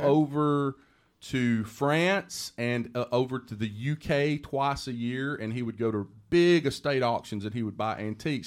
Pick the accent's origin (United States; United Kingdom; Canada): United States; the South; I'm from the South and I can talk so fast